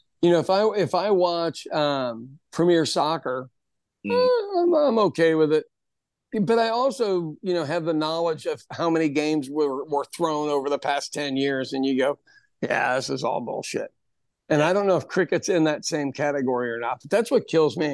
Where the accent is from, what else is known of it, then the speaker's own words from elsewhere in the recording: Ireland; now in United States; for me, being Irish, that was the only way we could fight the English is get a good education and then not stay in Ireland, you know, come to America